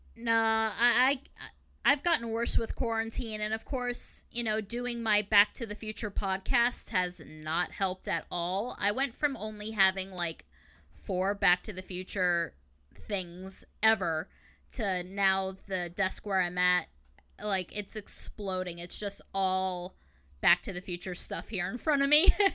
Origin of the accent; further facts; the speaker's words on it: Long Island, New York, United States; I grew up out on Long Island, New York